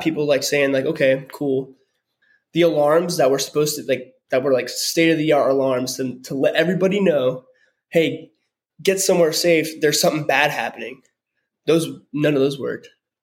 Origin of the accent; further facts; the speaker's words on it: Hawaii, United States; moved away; I grew up in Hawaii.